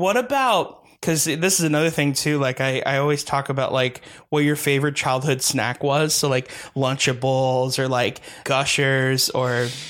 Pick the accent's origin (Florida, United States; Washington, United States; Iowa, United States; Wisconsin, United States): Florida, United States; Hialeah; I grew up in Hialeah, like in the 90s. So god, it was damn. It was like the hood.